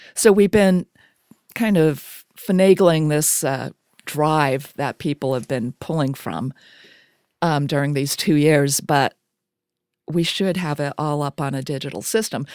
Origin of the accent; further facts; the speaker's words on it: Springfield, Vermont, United States; moved away; I'm from Springfield, Vermont